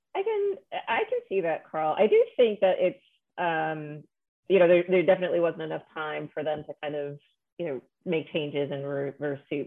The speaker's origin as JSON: {"language": "English", "region": "New York", "country": "United States", "also_born_or_lived": "Chicago", "said": "I'm from New York and I live in New York now"}